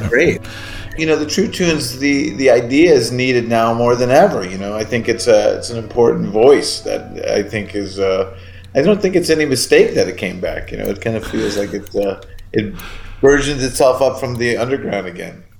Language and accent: English; Orland Park, Illinois, United States; I'm in the house that I grew up in right now